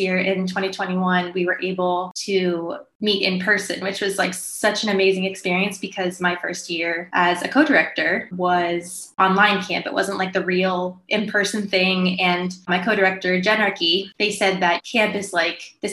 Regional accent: Florida, United States; also born or lived in New York; I grew up in Florida, but I moved to New York after college, lived there for 5 years

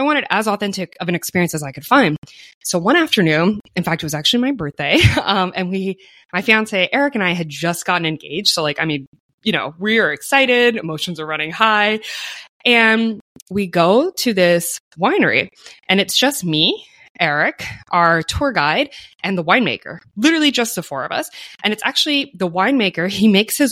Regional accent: United States; as an American

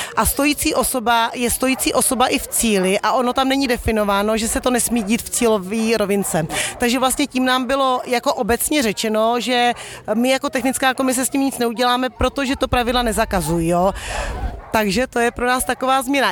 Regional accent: Czechia; jako Češi

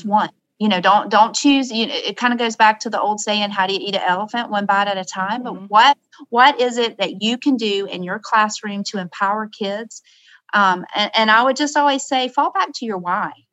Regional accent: the South, United States; I'm from the South

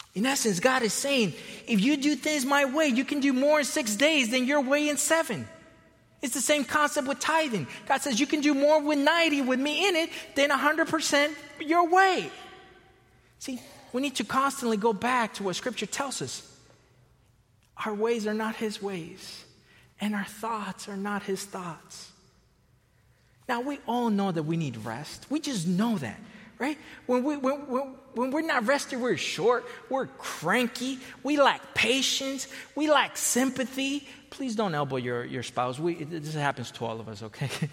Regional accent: Florida, United States; also born or lived in Costa Rica / California; now in Chicago area, United States; I was born in Costa Rica. I was raised in Florida, spent a long time in California

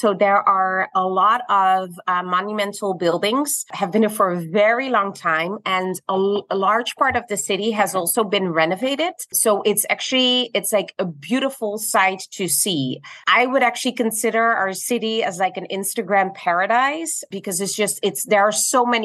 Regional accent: Netherlands; moved away as an adult; now in Curaçao; I'm originally from Holland

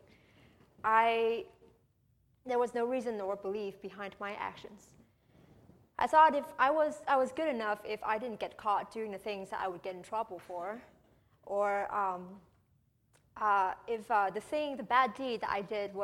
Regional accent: Vietnam; moved away as an adult; now in United States; I was born and raised in Vietnam for 18 years before I came to the U.S.

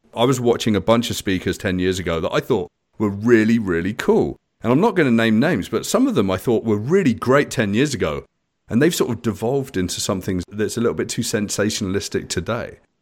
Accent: United Kingdom; moved away as an adult; now in Canada; I'm British.

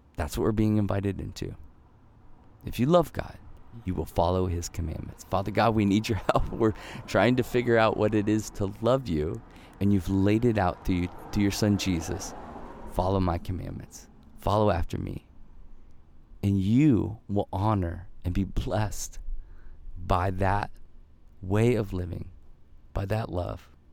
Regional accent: Ohio, United States; also born or lived in Michigan; we moved to Ohio, I think, when I was two. So I spent my, the entirety of my childhood in Ohio.

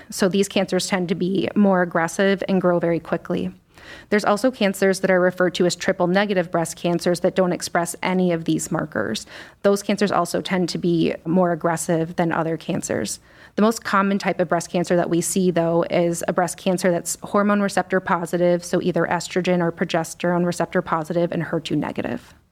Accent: Scranton, Pennsylvania, United States; moved away as an adult; also born or lived in Washington, D.C. / Chicago; now in Cleveland, United States; So I'm originally from Scranton, Pennsylvania

